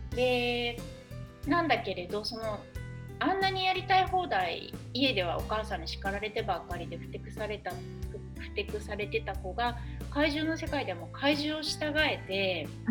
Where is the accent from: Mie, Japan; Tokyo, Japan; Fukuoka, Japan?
Mie, Japan; Yokkaichi; moved away as an adult; now in Kyoto, Japan; なので私は三重四日市生まれ育ちで